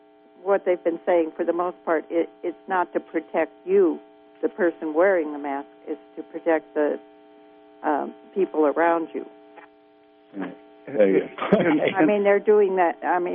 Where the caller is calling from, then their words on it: California, United States; I'm from Scarborville